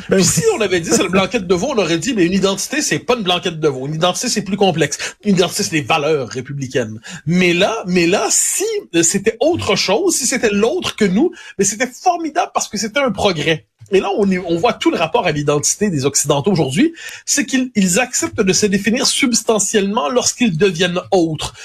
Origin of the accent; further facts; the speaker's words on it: Quebec, Canada; chez nous, au Québec